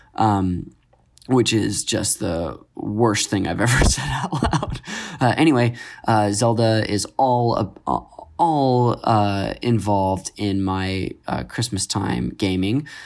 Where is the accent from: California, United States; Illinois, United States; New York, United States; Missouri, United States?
California, United States; Modesto; I grew up in Northern California, Modesto